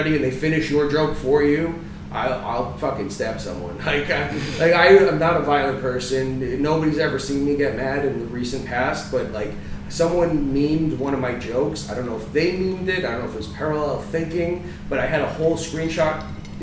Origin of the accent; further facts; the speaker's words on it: New Jersey, United States; now in Florida, United States; I'm from Jersey.